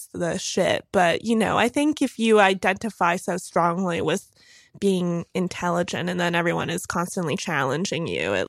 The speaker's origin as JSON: {"language": "English", "town": "Bronxville", "region": "New York", "country": "United States", "tie": "born or raised there", "also_born_or_lived": "Lenox Hill, New York City", "lives_now": "Brooklyn, United States", "said": "I grew up in this place called Bronxville."}